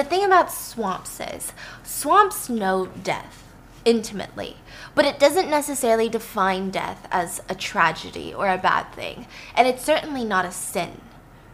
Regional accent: the South, United States; I grew up in the South

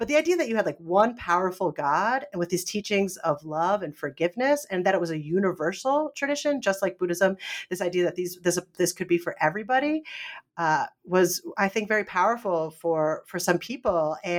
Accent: Northeast, United States; now in North Carolina, United States; I grew up in the Northeast. And so there weren't as many Baptists. Now I'm in North Carolina, so there's a lot more Baptist communities.

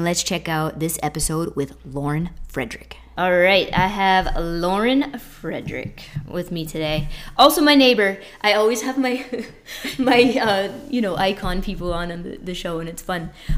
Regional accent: Northeast, United States; We're from the Northeast, just shooting the shit, going through some things.

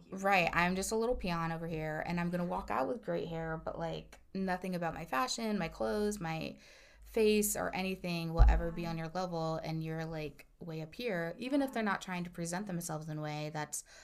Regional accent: Midwest, United States; and I'm from the Midwest, so I don't get cold like all the time over here in Northern California.

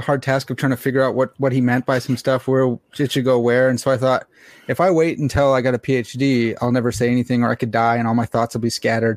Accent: United States; I'm an American swine

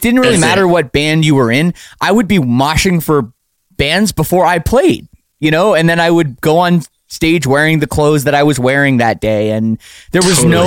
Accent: Oakville, Ontario, Canada; I'm from Oakville, Ontario, you know, just a suburb of Toronto

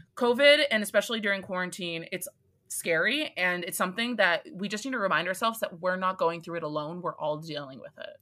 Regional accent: East Coast, United States; I'm from the East Coast

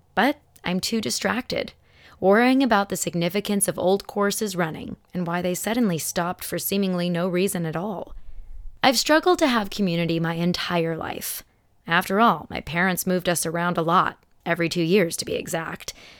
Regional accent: Arizona, United States; born or raised there; also born or lived in Elmhurst, Illinois

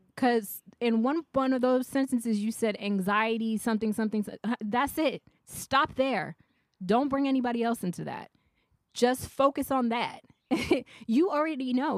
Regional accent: the South, United States; moved away; I'm from the south

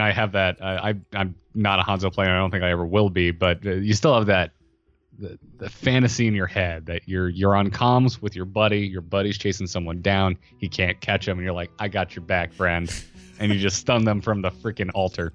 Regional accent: Florida, United States; I grew up in Florida

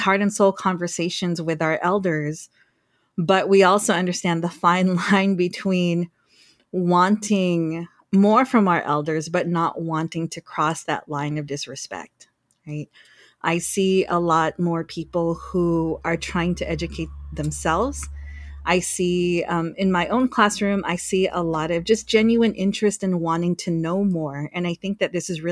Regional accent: Guam; moved away; also born or lived in California; I'm Filipino. I was born and raised on Guam

